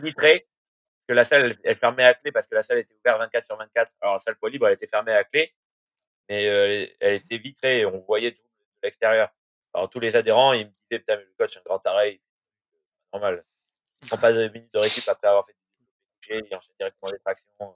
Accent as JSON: {"language": "French", "town": "Bordeaux", "region": "Nouvelle-Aquitaine", "country": "France", "said": "je suis de Bordeaux"}